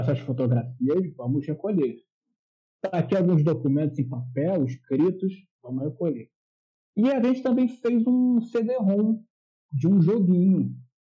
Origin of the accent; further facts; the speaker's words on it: Rio de Janeiro, Brazil; Eu sou carioca